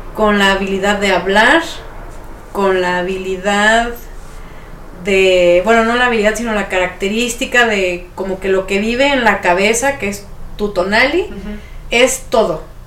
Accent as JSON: {"language": "Spanish", "country": "Mexico", "said": "como mexicanos"}